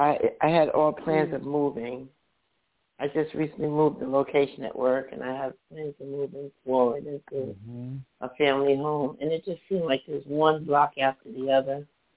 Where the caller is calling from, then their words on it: Paterson, New Jersey, United States; I'm in northern New Jersey, Patterson.